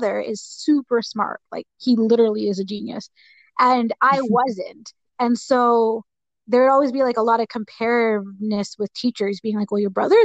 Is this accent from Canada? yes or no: yes; Edmonton, Alberta, Canada; I was born and raised in Edmonton.